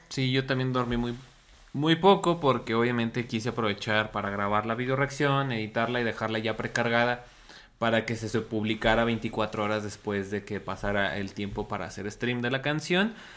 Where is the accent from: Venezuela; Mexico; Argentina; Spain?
Mexico; now in Mexico City, Mexico; Como buen mexicano, dejamos todo hasta el último.